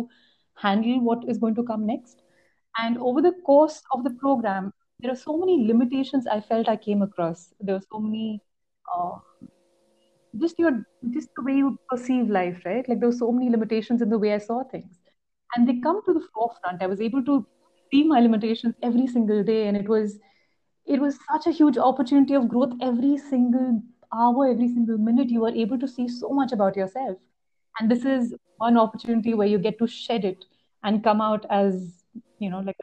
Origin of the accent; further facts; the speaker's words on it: Chandigarh, India; moved away; I'm actually from Chandigarh. Come back to meet my parents